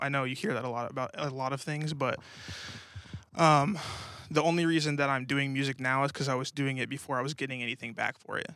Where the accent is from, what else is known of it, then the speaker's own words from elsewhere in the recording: Colorado Springs, Colorado, United States; moved away as an adult; also born or lived in New Mexico / Grand Junction, Colorado; now in Tulsa, United States; I pretty much grew up in Colorado